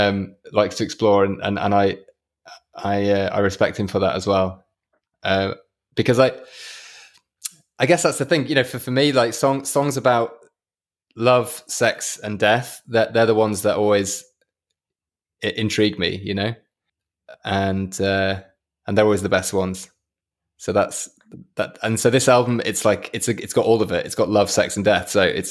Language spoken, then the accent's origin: English; Yorkshire and the Humber, United Kingdom; it really reminds me of where I grew up, which is Yorkshire. I'm from West Yorkshire, and West Yorkshire has some very, very beautiful moorland